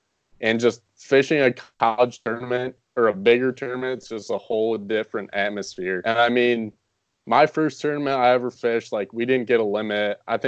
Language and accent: English; Rochester, New York, United States; also born or lived in Virginia; I'm from Rochester, New York. I grew up down in Virginia, and I moved to here when I was about 5 or 6.